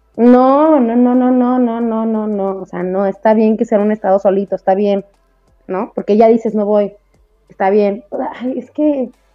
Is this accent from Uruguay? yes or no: no; Mexico; cómo somos los mexicanos